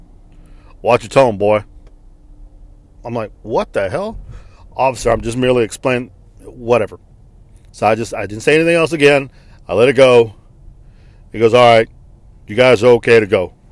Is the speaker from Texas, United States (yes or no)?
yes; Texas, United States; I am from the United States of America, sir. I was born here in the state of Texas